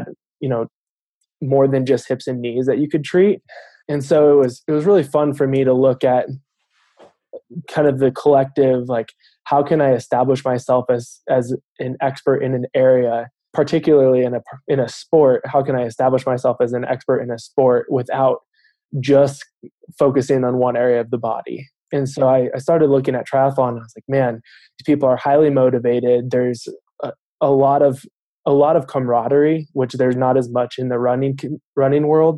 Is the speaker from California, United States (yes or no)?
yes; Southern California, United States; moved away as an adult; now in Denver, United States; I am originally from Southern California